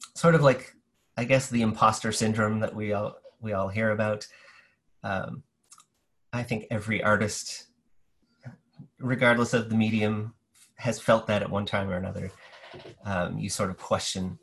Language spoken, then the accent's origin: English; New Brunswick, Canada; now in St. John's, Canada; I'm from New Brunswick originally